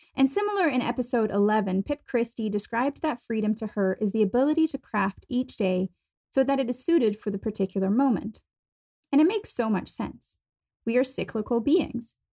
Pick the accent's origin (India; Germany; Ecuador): Germany; moved away as an adult; also born or lived in United States / Boston / London; I was born and raised in Germany